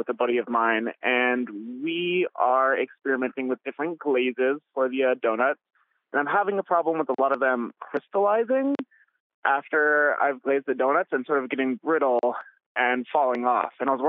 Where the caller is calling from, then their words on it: Rochester, Minnesota, United States; Rochester, Minnesota.